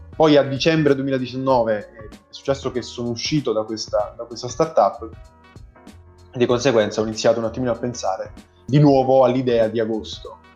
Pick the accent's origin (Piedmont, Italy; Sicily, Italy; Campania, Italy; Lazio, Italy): Campania, Italy; Caserta; Io sono di Caserta